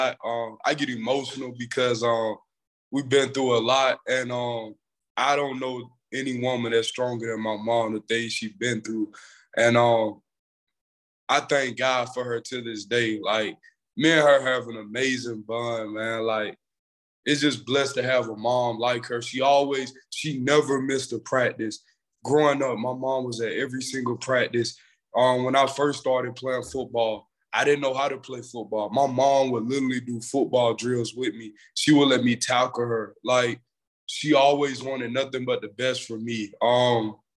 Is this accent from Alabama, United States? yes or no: yes; Eufaula, Alabama, United States; also born or lived in Union Springs, Alabama; I grew up in Eufaula, Alabama. My mom, she moved to Eufaula when I was born, and I've been going to school there ever since then